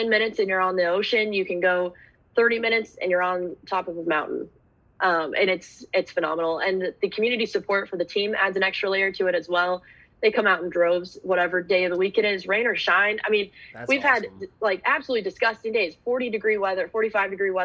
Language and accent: English; Dallas, Texas, United States; moved away as an adult; now in Portland, United States; I grew up in Dallas where there's fast food and chain restaurants and everything everywhere